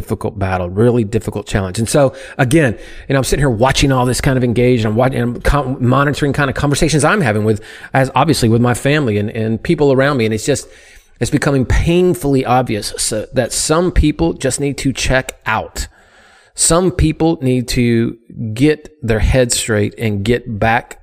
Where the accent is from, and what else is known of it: United States